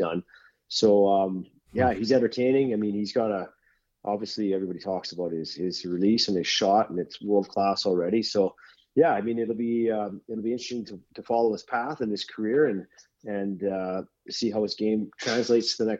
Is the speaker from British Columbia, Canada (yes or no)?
yes; Vancouver, British Columbia, Canada; growing up in Vancouver